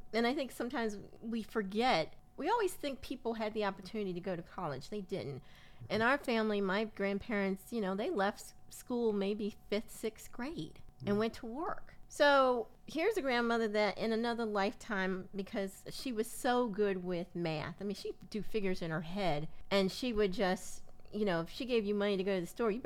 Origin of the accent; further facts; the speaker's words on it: Willingboro, New Jersey, United States; as kids growing up in Willingboro, which was, you know, the Levitt town of New Jersey